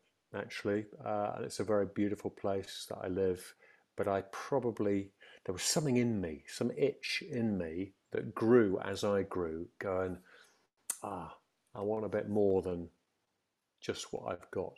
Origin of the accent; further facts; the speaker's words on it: Stafford, West Midlands, United Kingdom; I was brought up in Stafford, a very secure home